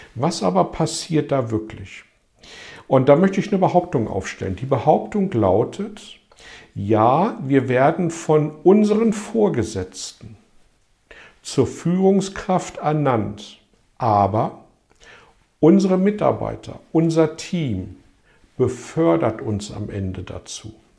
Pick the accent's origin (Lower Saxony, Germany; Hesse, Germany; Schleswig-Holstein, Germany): Lower Saxony, Germany; Hanover; in meiner Heimatstadt Hannover